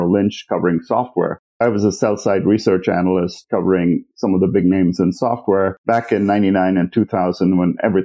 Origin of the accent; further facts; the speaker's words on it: Mumbai, Maharashtra, India; moved away as an adult; also born or lived in Manipal, India / Berkeley, United States; now in Silicon Valley, United States; I grew up in Bombay